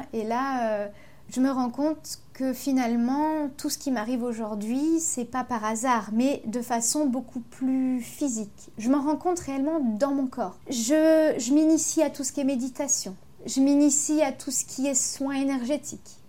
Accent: Ardennes, Grand Est, France; born or raised there; moved away as an adult; also born or lived in Avignon / Paris / Belgium

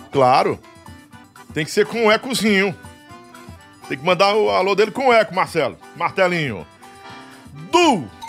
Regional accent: Piauí, Brazil; porque eu sou piauiense. Lá no nosso Piauí é beiju. Pro lado de cá é, é tapioca, né?

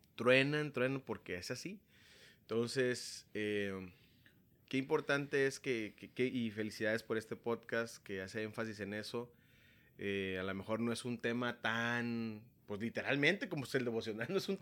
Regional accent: Tepic, Nayarit, Mexico; now in Tijuana, Mexico; soy originario de Tepic, Nayarit

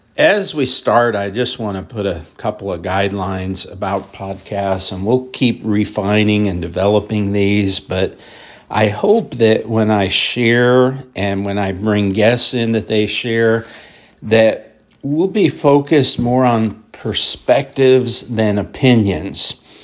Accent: Highland Lakes, New Jersey, United States; my hometown in New Jersey, where I graduated high school, lived about five years, is Highland Lakes

